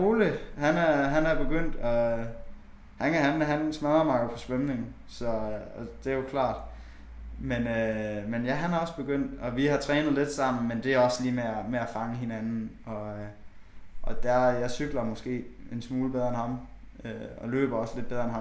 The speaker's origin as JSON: {"language": "Danish", "town": "Bjerringbro", "region": "Central Denmark Region", "country": "Denmark", "moved": "yes", "lives_now": "Aarhus, Denmark", "said": "vi har også et kanofirma hjemme i Bjerringbro"}